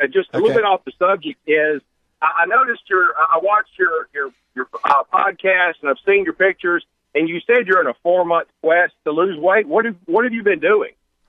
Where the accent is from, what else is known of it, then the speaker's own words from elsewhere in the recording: Greenville, Mississippi, United States; I'm from Greenville